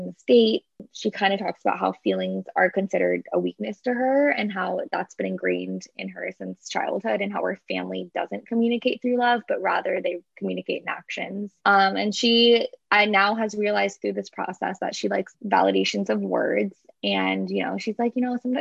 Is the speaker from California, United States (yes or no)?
yes; San Diego, California, United States; we grew up in San Diego